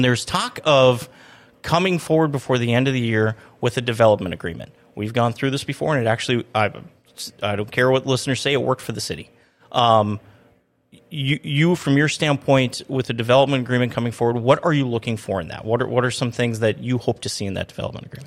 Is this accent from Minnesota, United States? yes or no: yes; Minnesota, United States; now in Grand Forks, United States; I grew up in Minnesota where you can pretty much ride your snowmobile from the Canadian border almost to Minneapolis